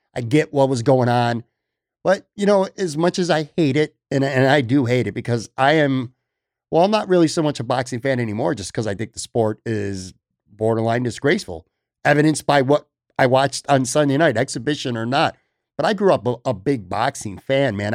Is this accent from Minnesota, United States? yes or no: no; Buffalo, New York, United States; now in Florida, United States; growing up in Buffalo